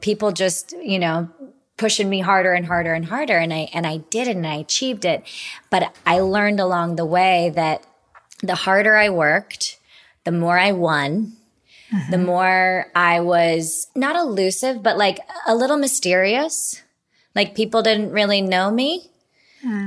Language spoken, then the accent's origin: English; Utah, United States; we grew up in Utah